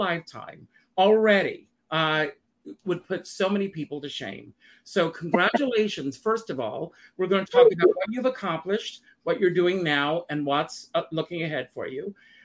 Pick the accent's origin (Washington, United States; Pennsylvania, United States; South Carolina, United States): South Carolina, United States; Conway; I'm a Southern boy. I grew up in South Carolina